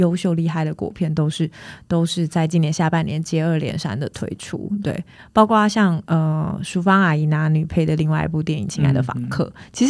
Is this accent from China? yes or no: no; Taiwan; 我们都是在台湾长大的，